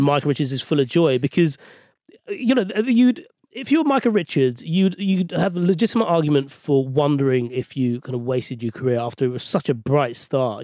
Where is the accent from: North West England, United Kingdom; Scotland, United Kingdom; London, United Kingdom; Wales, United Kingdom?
London, United Kingdom; I'm a West London boy. So I was born and raised in Ealing